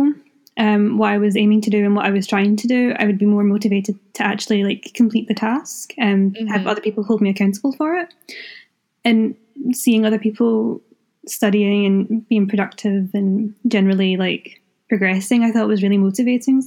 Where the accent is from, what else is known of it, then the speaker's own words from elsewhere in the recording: Scotland, United Kingdom; I'm from Scotland